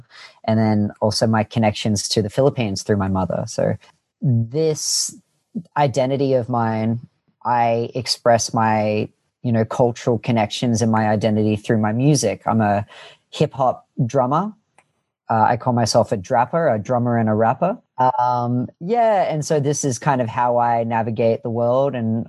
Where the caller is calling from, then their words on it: Annandale, New South Wales, Australia; I'm in a city called Annandale in the inner west of Sydney.